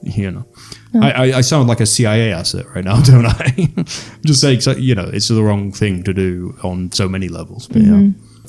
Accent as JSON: {"language": "English", "region": "England", "country": "United Kingdom", "moved": "yes", "lives_now": "Reykjavik, Iceland", "said": "I'm British."}